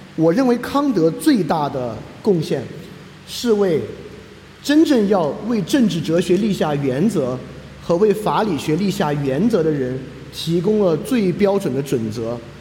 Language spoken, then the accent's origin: Chinese; China; 我也是中国人